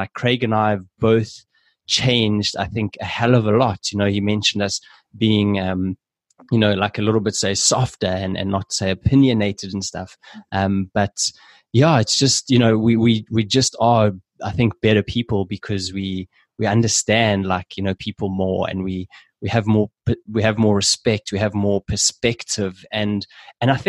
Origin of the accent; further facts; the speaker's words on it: South Africa; we're both South African